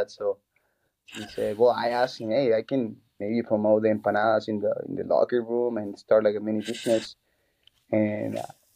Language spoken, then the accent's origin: English; Chile; moved away as an adult; now in United States; I'm from Chile